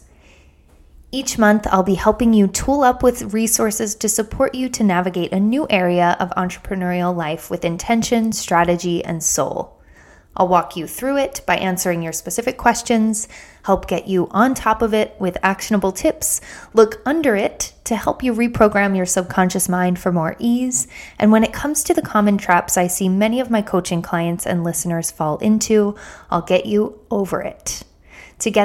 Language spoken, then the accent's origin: English; outside of Philadelphia, Pennsylvania, United States; I grew up outside of Philadelphia